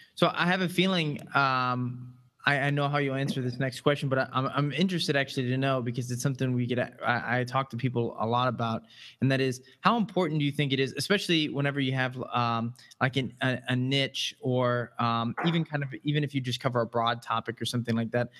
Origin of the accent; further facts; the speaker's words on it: Midwest, United States; I'm a fellow Midwestern